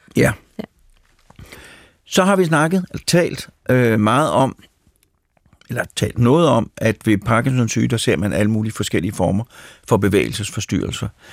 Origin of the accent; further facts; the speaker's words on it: Mørkhøj, Capital Region of Denmark, Denmark; jeg kommer fra Mørkhøj